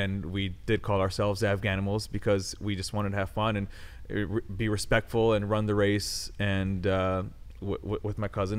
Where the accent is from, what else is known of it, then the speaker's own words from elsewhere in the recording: Los Angeles, California, United States; late 80s is when I come along. And then being born and raised in Los Angeles was fun, was easy